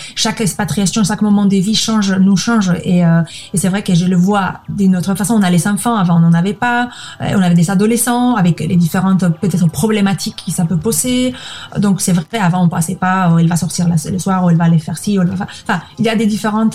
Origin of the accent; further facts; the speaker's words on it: Spain; French is a second language; moved away as an adult; also born or lived in Madrid / Liège; Je suis espagnole, je garde ma nationalité